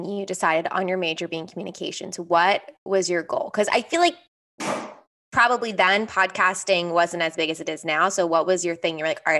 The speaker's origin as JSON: {"language": "English", "area": "outside of Philadelphia", "region": "Pennsylvania", "country": "United States", "said": "I'm from outside of Philly. Do you know where the Main Line is?"}